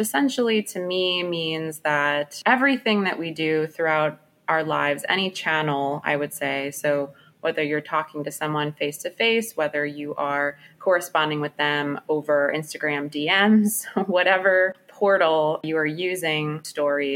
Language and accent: English; New York City, New York, United States; moved away as an adult; now in Washington, D.C., United States; growing up in Brooklyn, New York